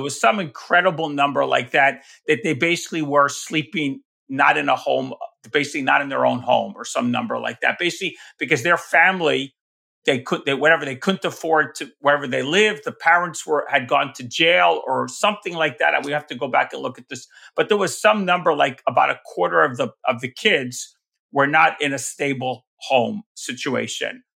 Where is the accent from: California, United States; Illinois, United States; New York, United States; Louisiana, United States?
New York, United States; I'm from New York